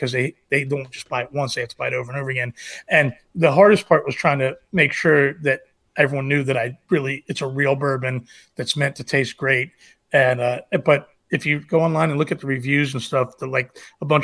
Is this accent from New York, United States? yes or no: no; Manassas, Virginia, United States; I live in Manassas, Virginia, and my roots are here